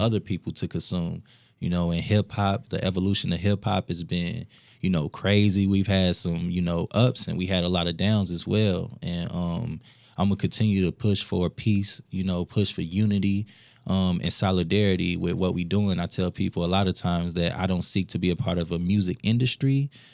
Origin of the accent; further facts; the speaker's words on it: Minneapolis, Minnesota, United States; also born or lived in Saint Paul; I'm from the South Side, Minneapolis